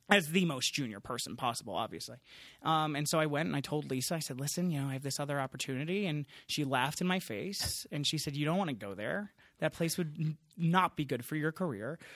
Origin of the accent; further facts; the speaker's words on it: Long Island, New York, United States; I grew up in Long Island, so a suburb kid